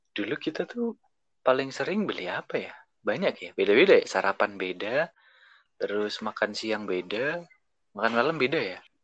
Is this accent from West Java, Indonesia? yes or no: no; Semarang, Central Java, Indonesia; also born or lived in Yogyakarta; now in Jakarta, Indonesia; aku kan orang Semarang